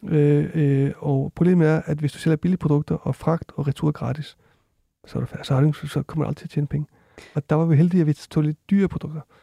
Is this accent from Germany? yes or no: no; Iceland; moved away; jeg kommer fra Island også